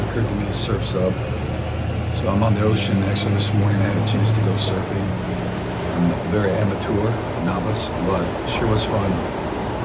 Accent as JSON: {"language": "English", "region": "Midwest", "country": "United States", "tie": "born or raised there", "moved": "yes", "said": "growing up in the Midwest"}